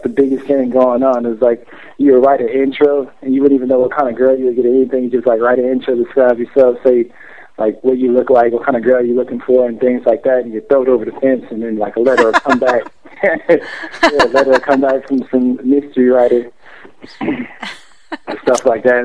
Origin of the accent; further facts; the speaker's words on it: Atlanta, Georgia, United States; moved away; They called me ATL because I was from Atlanta